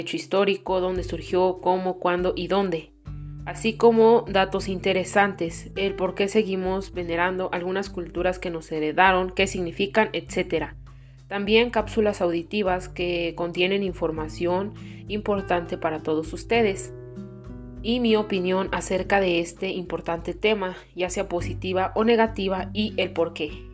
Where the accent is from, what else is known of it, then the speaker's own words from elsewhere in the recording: Mexico; nos hace identificarnos como mexicanos